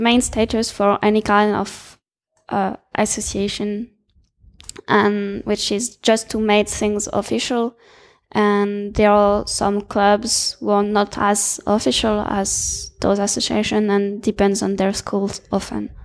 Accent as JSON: {"language": "English", "country": "France", "said": "I'm from France."}